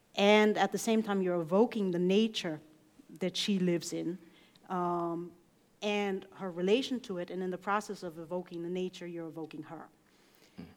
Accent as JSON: {"language": "English", "country": "United States", "tie": "born or raised there", "said": "I grew up gay in America"}